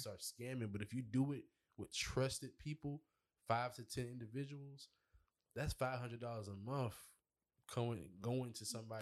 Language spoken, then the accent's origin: English; Charleston, South Carolina, United States; I'm from Charleston